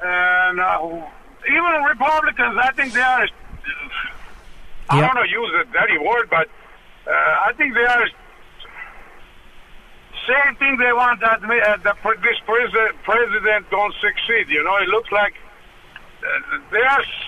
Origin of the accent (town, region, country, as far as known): Armenia; now in United States